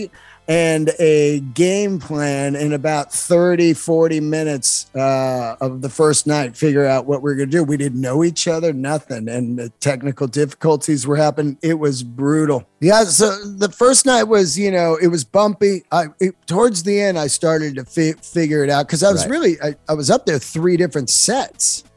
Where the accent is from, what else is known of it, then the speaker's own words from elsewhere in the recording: Bay Area, California, United States; now in Los Angeles, United States; I grew up in the Bay Area